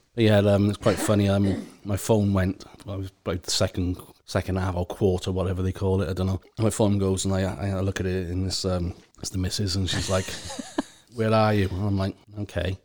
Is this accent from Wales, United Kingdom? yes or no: yes; Wales, United Kingdom; being Welsh